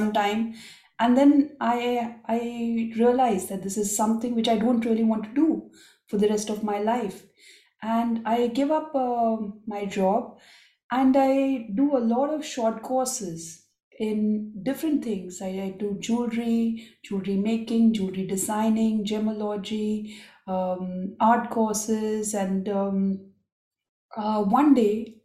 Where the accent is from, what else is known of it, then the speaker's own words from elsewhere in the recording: Nagpur, Maharashtra, India; now in London, United Kingdom; I grew up, David, in India. I was born in India in a very small city called Nagpur, which is central India